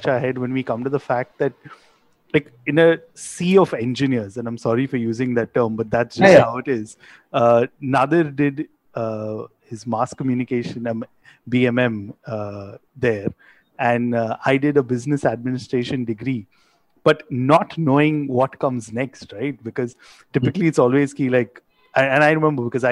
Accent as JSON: {"language": "English", "town": "Mumbai", "region": "Maharashtra", "country": "India", "tie": "born or raised there", "said": "both Nadir and I grew up in Bombay"}